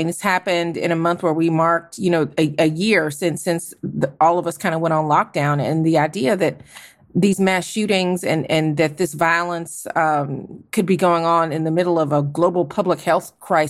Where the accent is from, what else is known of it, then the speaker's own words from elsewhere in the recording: Georgia, United States; in my home state of Georgia